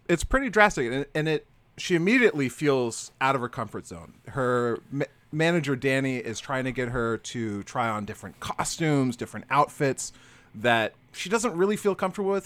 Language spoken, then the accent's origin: English; Florida, United States; now in Massachusetts, United States; I'm from Florida